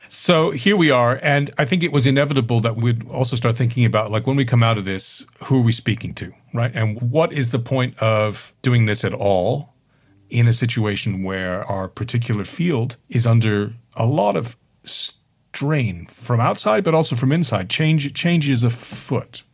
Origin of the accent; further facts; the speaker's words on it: Stony Brook, New York, United States; now in United Kingdom; William Sidney Mount is the hometown painter of where I grew up on Long Island